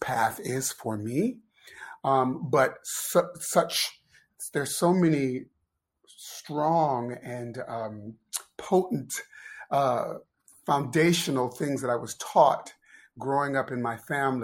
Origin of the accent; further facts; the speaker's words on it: Ohio, United States; moved away as an adult; also born or lived in Pennsylvania; I grew up in Ohio